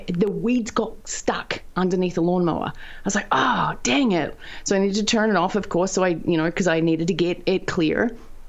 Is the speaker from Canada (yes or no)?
no; the bottom of New Zealand, southern New Zealand, New Zealand; also born or lived in United States; I'm a farm girl from down at the bottom of New Zealand, which is very close to Antarctica